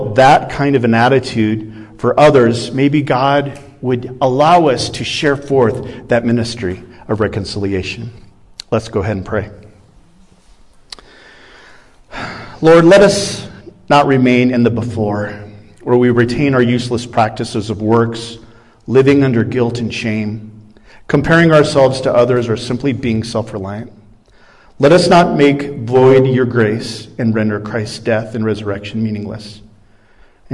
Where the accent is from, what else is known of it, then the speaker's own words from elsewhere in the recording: Iowa, United States; I'm a Midwestern boy. I come from Iowa.